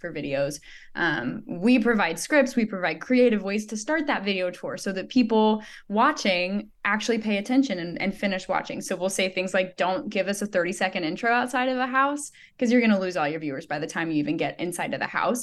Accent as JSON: {"language": "English", "town": "Joplin", "region": "Missouri", "country": "United States", "tie": "born or raised there", "said": "she's in Joplin, um, which is actually my hometown."}